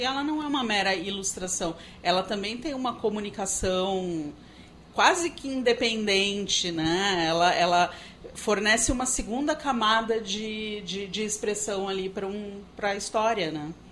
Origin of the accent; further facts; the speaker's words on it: São Paulo, Brazil; eu sou paulista